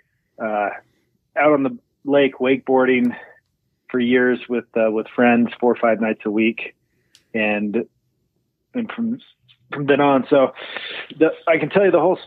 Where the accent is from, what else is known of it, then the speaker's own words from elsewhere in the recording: Oregon, United States; moved away as an adult; also born or lived in Indianapolis; now in Vineyard, United States; I grew up in Oregon